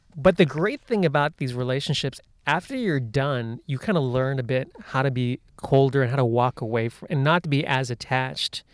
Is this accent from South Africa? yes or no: no; United States; I grew up in the United States